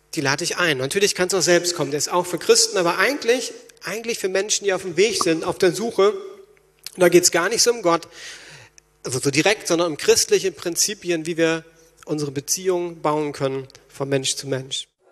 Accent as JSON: {"language": "German", "region": "Berlin", "country": "Germany", "said": "als Berliner"}